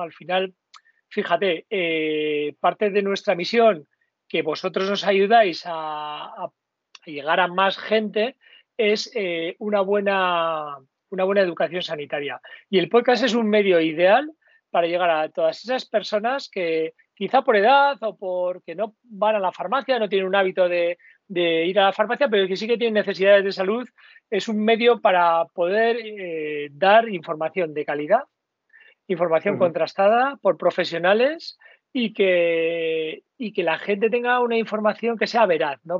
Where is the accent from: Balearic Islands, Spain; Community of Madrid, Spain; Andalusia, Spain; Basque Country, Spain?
Basque Country, Spain; como buen vasco